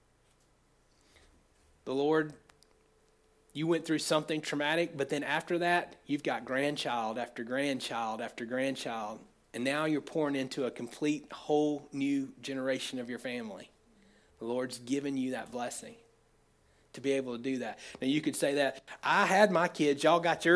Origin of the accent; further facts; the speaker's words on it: United States; I grew up in Oconee County, lived in Oconee County all my life